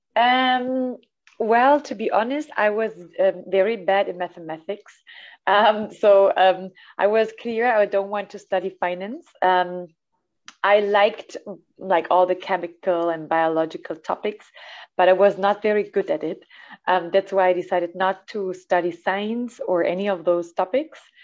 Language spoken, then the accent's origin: English; Germany; English is a second language; moved away as an adult; also born or lived in Italy; now in Mexico; I come from Italy, uh, so Italia. Uh, but I grew up in Germany uh, and I now live in Mexico.